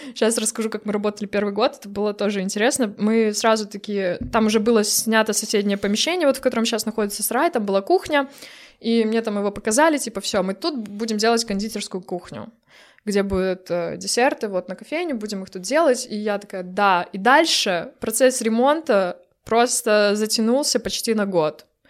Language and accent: Russian; Brest, Brest Region, Belarus; moved away as an adult; now in Poland; Я из Бреста